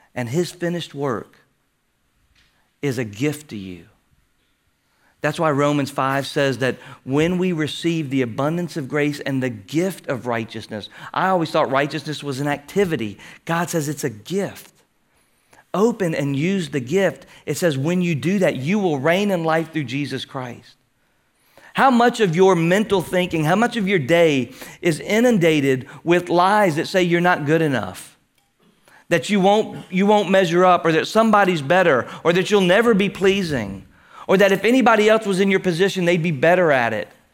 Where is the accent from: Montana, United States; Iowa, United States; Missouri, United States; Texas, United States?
Texas, United States; Houston; growing up in Houston